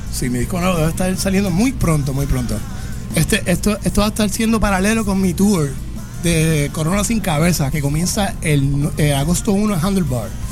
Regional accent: Puerto Rico; yo soy de Juntas, Puerto Rico

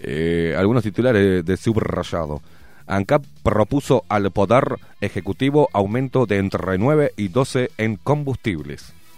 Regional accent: Uruguay

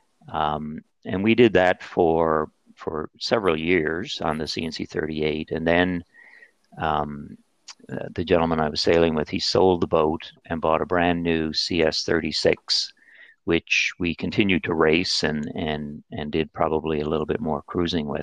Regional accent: St. John's, Newfoundland and Labrador, Canada; moved away; I was born and raised in St. John's, Newfoundland

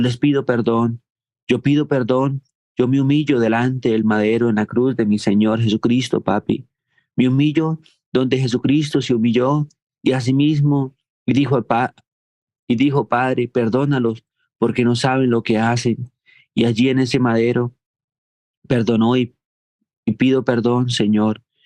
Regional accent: Colombia; como colombianos

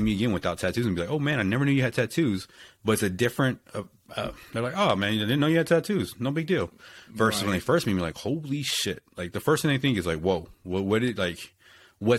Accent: Texas, United States; I'm from Texas

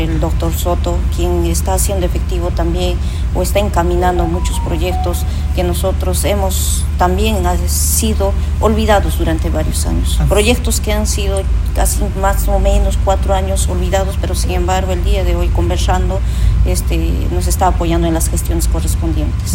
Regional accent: Paucartambo, Cusco, Peru; mi pueblo Pocartambo

